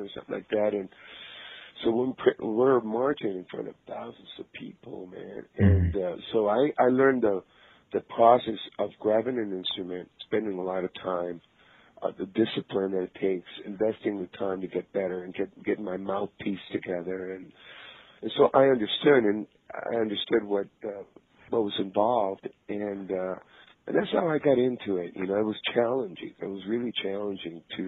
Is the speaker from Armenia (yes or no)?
no; Tijuana, Baja California, Mexico; moved away; I grew up in Tijuana, Mexico